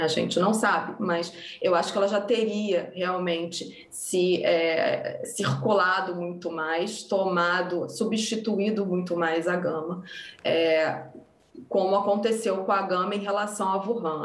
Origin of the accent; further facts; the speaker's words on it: Brazil; moved away; ser reconhecida como brasileira no meu país foi muito importante